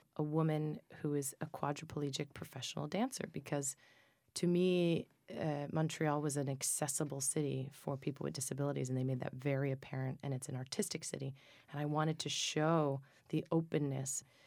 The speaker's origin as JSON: {"language": "English", "town": "Minturno", "region": "Lazio", "country": "Italy", "tie": "born or raised there", "said": "my hometown in southern Italy in Minturno"}